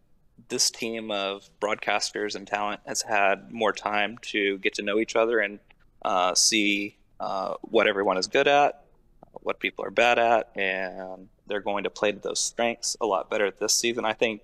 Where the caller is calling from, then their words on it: College Station, Texas, United States; College Station, Texas.